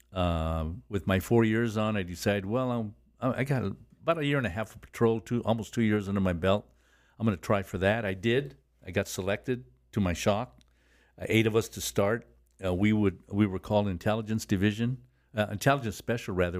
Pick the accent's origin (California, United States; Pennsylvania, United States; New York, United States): California, United States; Los Angeles; I was born and raised in Boyle Heights